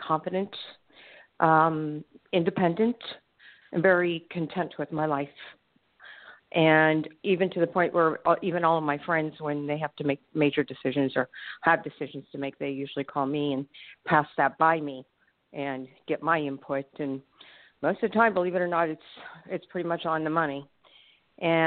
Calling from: Pompano Beach, Florida, United States; I'm calling from Pompano Beach, Florida

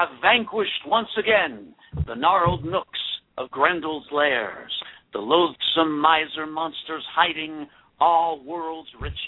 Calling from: Chatsworth, California, United States; I am calling from Chatsworth, California.

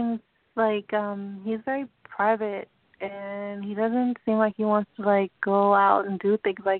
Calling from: New York, United States; I'm doing good. I'm calling from New York.

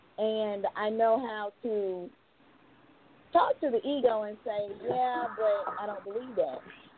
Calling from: Georgia, United States; I'm calling from Georgia.

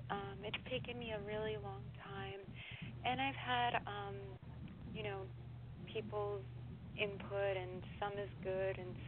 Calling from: New York, United States; I'm in New York.

